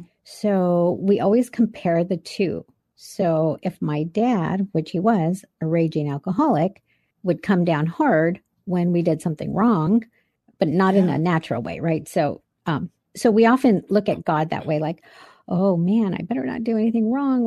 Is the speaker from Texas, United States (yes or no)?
no; Albuquerque, New Mexico, United States; I was born in Albuquerque, New Mexico